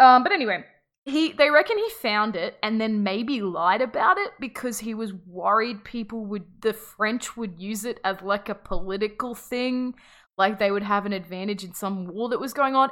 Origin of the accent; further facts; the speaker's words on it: Australia; we are Australian